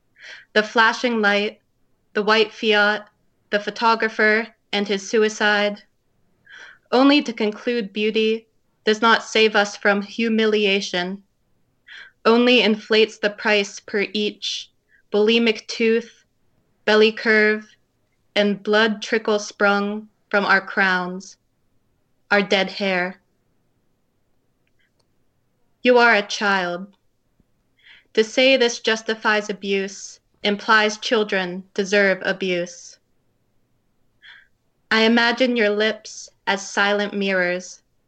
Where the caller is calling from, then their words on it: Pittsburgh, Pennsylvania, United States; So I am calling from Pittsburgh, Pennsylvania.